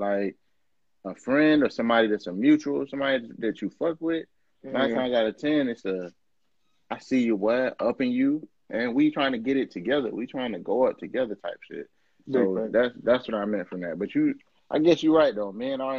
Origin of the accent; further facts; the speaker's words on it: Atlanta, Georgia, United States; I'm from Atlanta. This nigga from New York.